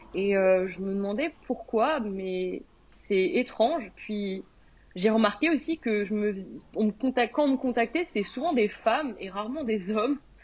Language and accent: French; France; moved away as an adult; now in United Kingdom; je suis une Française qui est expatriée au Royaume-Uni depuis 2019